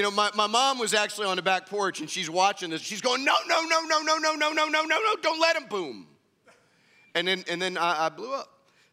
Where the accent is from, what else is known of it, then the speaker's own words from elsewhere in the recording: Midwest, United States; So, where I grew up in the Midwest, extravagance wasn't always a good thing.